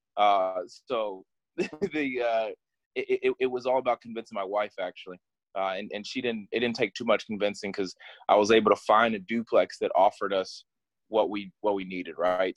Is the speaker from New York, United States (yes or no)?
no; Ohio, United States; moved away as an adult; now in Washington, DC, United States; I grew up here in Ohio. Actually, not here because uh, I left Ohio just about two weeks ago. Uh, just moved out here to DC